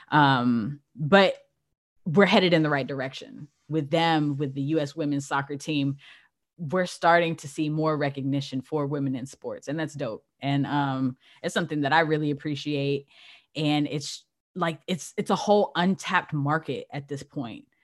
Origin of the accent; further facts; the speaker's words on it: California, United States; born there; I was born in Cali, so